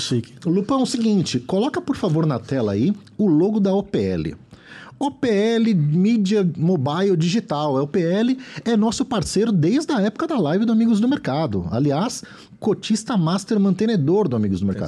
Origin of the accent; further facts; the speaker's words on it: São Paulo, Brazil; vim da Zona Leste